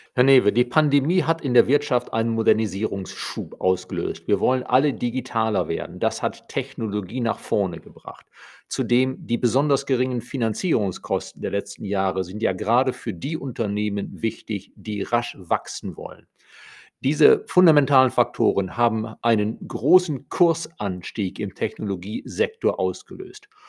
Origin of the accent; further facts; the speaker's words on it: Germany; bei uns in Deutschland